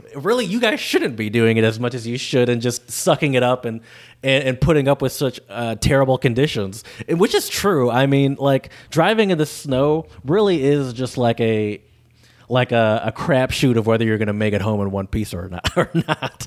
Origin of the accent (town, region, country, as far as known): Michigan, United States; accent: northern; moved away as an adult; now in Louisiana, United States